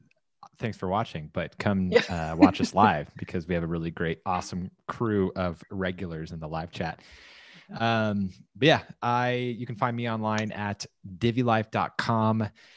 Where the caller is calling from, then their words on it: San Clemente, California, United States; I am broadcasting live from San Clemente, California.